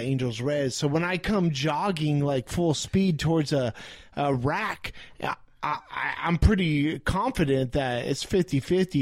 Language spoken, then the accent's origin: English; Riverside, California, United States; I grew up in Riverside.